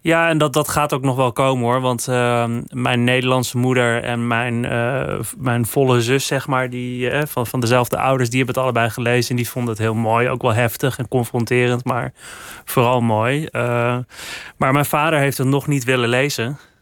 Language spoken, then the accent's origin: Dutch; Netherlands; Ik ben gewoon een vrijgevochten Hollandse jongen in Nederland.